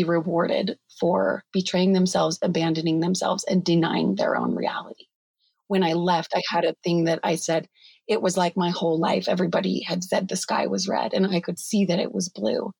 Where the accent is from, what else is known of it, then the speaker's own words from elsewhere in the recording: Utah, United States; I was raised in Utah County. So that's like 45 minutes south of Salt Lake